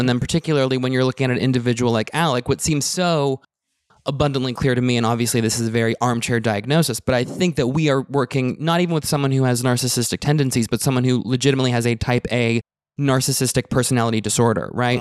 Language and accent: English; Canada; me being Canadian